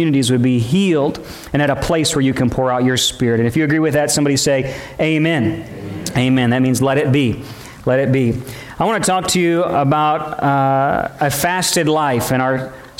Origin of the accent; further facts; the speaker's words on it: St. Louis, Missouri, United States; moved away as an adult; now in Louisiana, United States; I was born on the Louisiana, Arkansas line, lived there till I was 7 and a half and went to Missouri where we lost job in that area. And we moved to St. Louis area